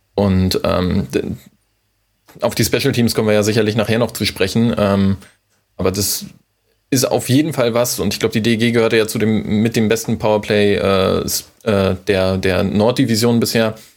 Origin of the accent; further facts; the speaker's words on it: near Wismar, Mecklenburg-Vorpommern, Germany; now in Hamburg, Germany; ich komme ursprünglich aus Mecklenburg-Vorpommern, aus der Nähe von Wismar